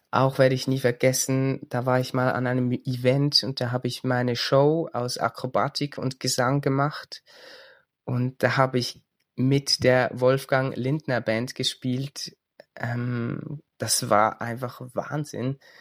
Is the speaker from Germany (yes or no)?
no; Switzerland; ich komme aus der Schweiz.